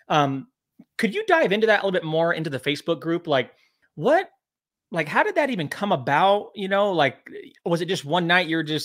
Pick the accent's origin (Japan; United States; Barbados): United States; Temecula, California; also born or lived in Hemet, California; I grew up in Southern California in, in Temecula area or Hemet, California